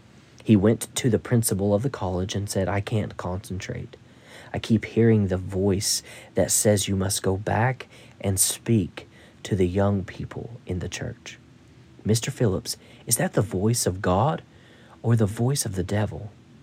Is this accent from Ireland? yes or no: yes; Ireland; But when I was a lad growing up in Ireland, and some Canadians told me the same in Nova Scotia, Saturday night was bath night.